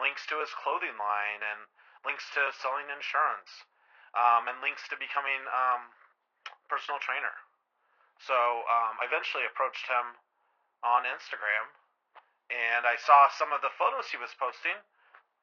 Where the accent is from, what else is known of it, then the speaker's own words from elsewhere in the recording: Arizona, United States; I'm from Arizona.